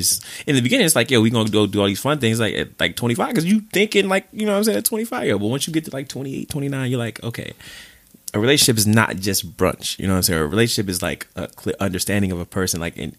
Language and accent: English; Midwest, United States; now in New York, United States; I'm from the Midwest